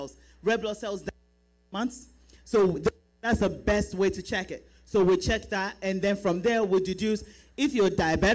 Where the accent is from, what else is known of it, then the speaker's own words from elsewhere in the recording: Nigeria; now in United States; we are Nigerian women.